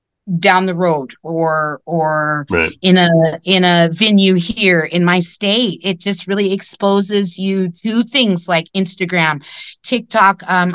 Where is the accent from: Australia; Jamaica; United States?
United States; California; I'm not sure if we talked about why I came from California.